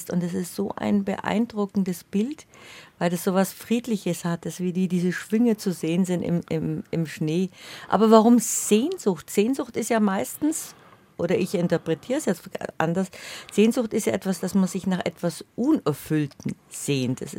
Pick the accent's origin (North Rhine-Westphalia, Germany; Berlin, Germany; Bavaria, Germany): Bavaria, Germany; ich bin in Bayerisch-Schwaben geboren und aufgewachsen.